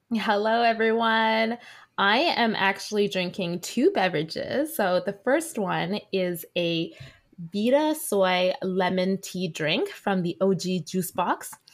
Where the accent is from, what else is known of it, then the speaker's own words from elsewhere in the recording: Vancouver, British Columbia, Canada; I am a second gen Chinese Canadian born and raised in Vancouver